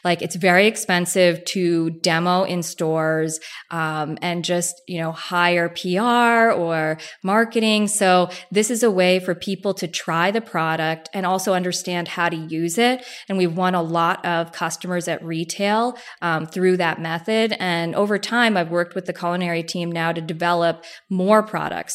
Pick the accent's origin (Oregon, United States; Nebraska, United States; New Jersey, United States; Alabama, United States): New Jersey, United States; I grew up in Jersey